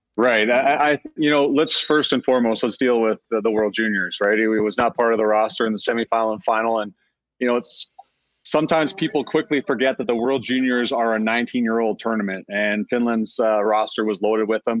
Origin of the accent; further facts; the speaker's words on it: Cochrane, Alberta, Canada; my hometown of Cochrane, Alberta